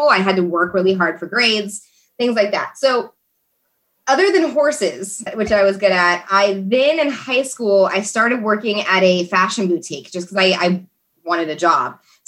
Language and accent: English; Houston, Texas, United States; also born or lived in Oklahoma / Fort Worth / Dallas / San Antonio; I mostly grew up in Texas, and I kind of lived all over. I grew up a little bit in Fort Worth, in Dallas, in San Antonio, other places